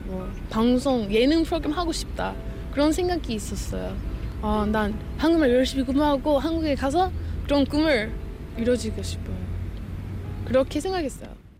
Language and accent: Korean; United States; Korean is a second language; moved away as an adult; now in South Korea; 저는 아메리칸이지만